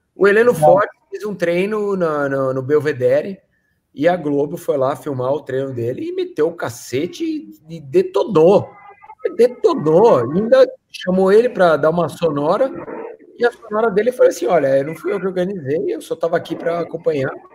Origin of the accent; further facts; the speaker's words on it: Brazil; eu sou brasileiro